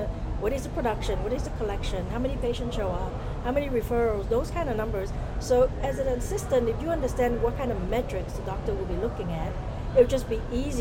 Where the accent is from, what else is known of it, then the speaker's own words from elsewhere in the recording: Vietnam; also born or lived in Southern California; now in United States; I'm originally from Vietnam. I came here as a refugee, so I came back in 1981